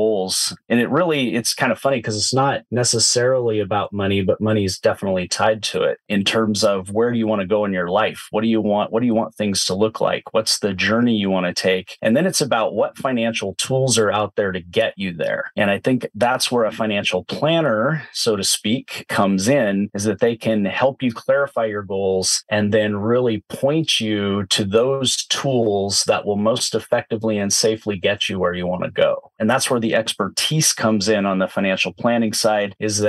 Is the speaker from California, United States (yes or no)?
no; Southern Oregon, United States; I grew up in Southern Oregon. I've been a Pacific Northwest native for my entire life.